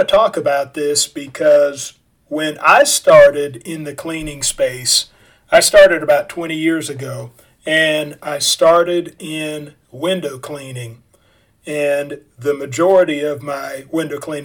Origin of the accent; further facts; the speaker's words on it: Kansas City, United States; moved away; I'm originally from Kansas City, and I moved my family back up here in 2012.